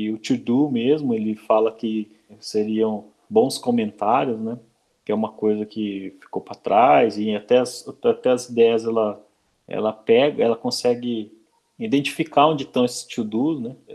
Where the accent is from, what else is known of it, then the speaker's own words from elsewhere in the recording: Brazil; first language Portuguese; aqui no Brasil, né, escrevendo código em inglês, né? dando nome para as coisas em inglês e não em português, que é a nossa língua nativa